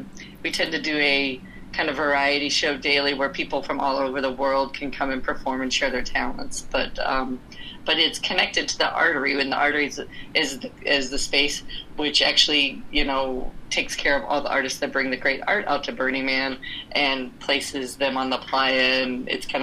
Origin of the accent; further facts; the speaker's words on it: Louisville, Kentucky, United States; moved away as an adult; also born or lived in Granville, Ohio; I am from Louisville, Kentucky.